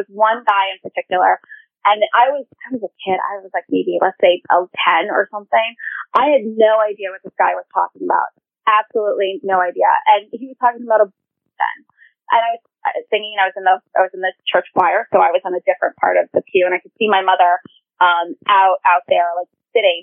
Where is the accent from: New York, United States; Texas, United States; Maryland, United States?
New York, United States; New York City; growing up in Queens, you know, I went to school with a different, like people of different faiths